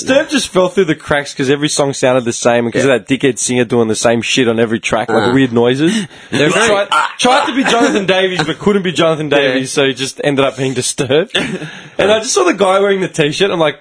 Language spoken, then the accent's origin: English; Clayton, Victoria, Australia; I grew up like in Clayton